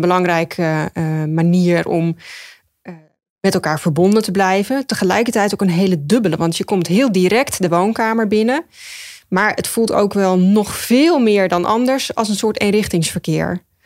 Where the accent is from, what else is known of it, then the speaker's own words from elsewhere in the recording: Ede, Gelderland, Netherlands; moved away as an adult; also born or lived in Utrecht / Rotterdam; now in Zwijndrecht, Netherlands; ik ben geboren en getogen in Ede